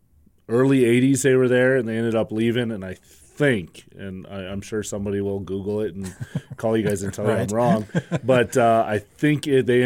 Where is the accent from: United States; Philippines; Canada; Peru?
Canada; Calgary, Alberta; moved away; also born or lived in Montreal; my family is from Montreal, and then when I was born in Calgary, so, you know, as soon as you're Canadian